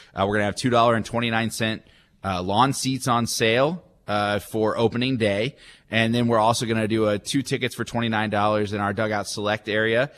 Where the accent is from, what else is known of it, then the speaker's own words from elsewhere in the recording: McKinney, Texas, United States; moved away as an adult; also born or lived in Amarillo; now in Wichita, United States; I grew up in McKinney, like I mentioned, it's about 36 miles north of Dallas